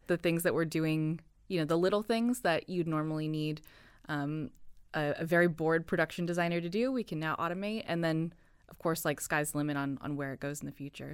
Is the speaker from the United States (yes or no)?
yes; United States; moved away as an adult; I am an American citizen